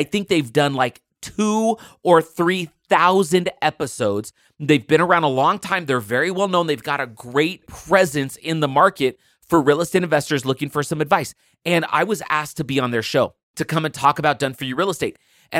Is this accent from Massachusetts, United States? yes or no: no; California, United States; I grew up in California, just right outside of Oakland. And I just grew up like a normal kid.